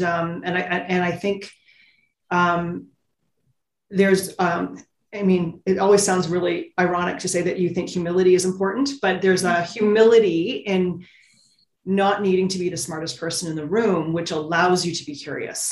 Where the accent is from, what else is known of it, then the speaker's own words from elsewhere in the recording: Ontario, Canada; I grew up in Ontario, you drill a well, it's sweet water